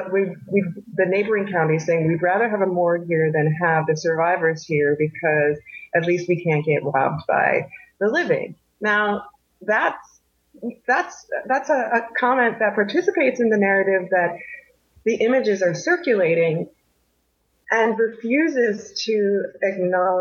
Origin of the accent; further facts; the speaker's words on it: New Jersey, United States; I'm from New Jersey, worked in New York